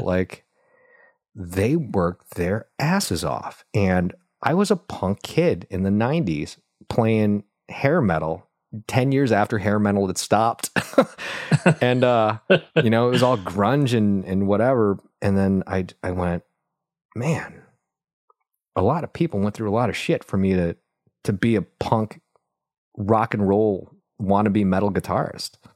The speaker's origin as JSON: {"language": "English", "town": "Buffalo", "region": "New York", "country": "United States", "tie": "born or raised there", "also_born_or_lived": "Vietnam", "moved": "yes", "said": "I grew up in Buffalo, New York, watching my dad work his butt off"}